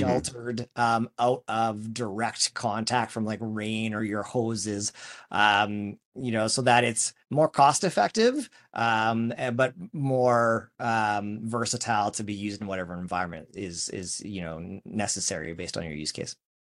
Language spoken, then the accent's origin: English; Saskatchewan, Canada; our hometown of Saskatchewan, our home province